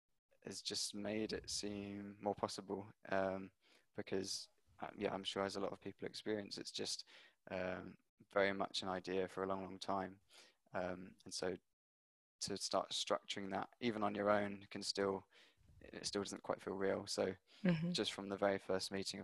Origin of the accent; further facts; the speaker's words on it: Hampshire, South East England, United Kingdom; moved away as an adult; now in London, United Kingdom; working in a few restaurants where I grew up in Hampshire, and then moved to London